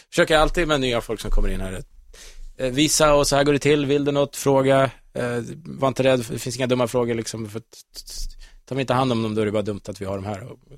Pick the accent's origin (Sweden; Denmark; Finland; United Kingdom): Sweden; Kolsva, Västmanland; moved away as an adult; also born or lived in Uddevalla; now in Stockholm, Sweden; utan jag är uppvuxen i Kolsva, en liten bystad bredvid Köping, Västerås, mm. 14 mil från Stockholm. Så jag flyttade hit för, för, för jobb och för, ja.